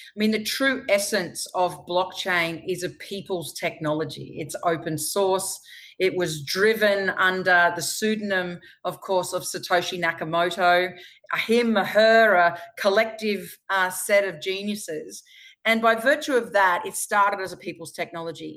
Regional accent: Queensland, Australia; right here in my home state in Queensland

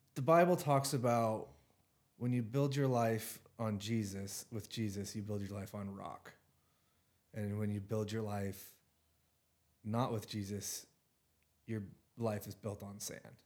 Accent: Richland, Washington, United States; I'm from the Tri-Cities. I live, I grew up in Richland, Washington

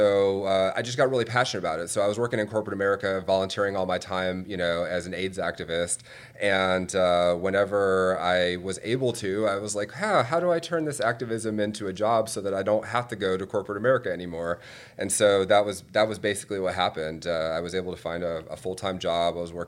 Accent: Atlanta, Georgia, United States; I was growing up in Atlanta in the 90s.

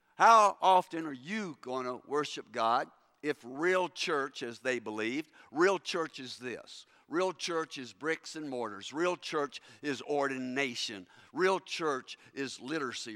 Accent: Kentucky, United States; moved away; growing up in Kentucky

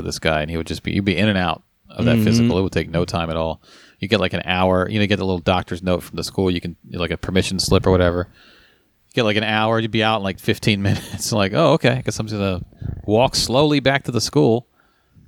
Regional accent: Northern Virginia, United States; we're from Northern Virginia.

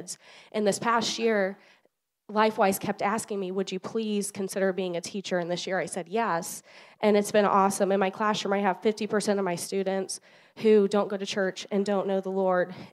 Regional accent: Northern Ohio, United States; I'm not from this area. I'm from Northern Ohio

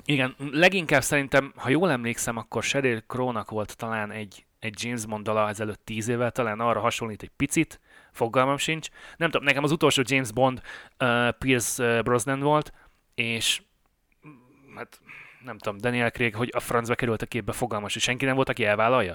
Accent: Budapest, Hungary; moved away as an adult; now in Canada; én Pesten nőttem föl

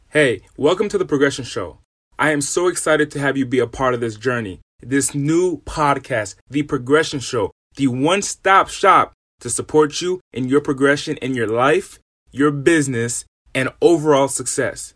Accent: Rhode Island, United States; moved away as an adult; now in California, United States; I'm originally from the East Coast, from a small state in the smallest city in that state. I'm from Rhode Island. And in Rhode Island, I lived in an impoverished area.

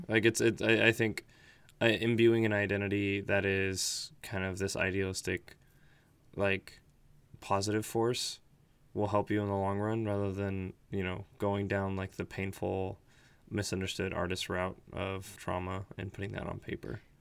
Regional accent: United States; I was born in the States and grew up in the States for the most part

